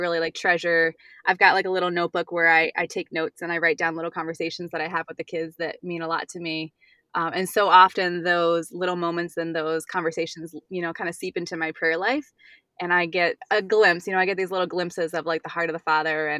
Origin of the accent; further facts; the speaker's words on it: Northern Virginia, United States; moved away as an adult; now in Buffalo Grove, United States; I grew up in Virginia, in Northern Virginia, and that's where I met my husband, Matt.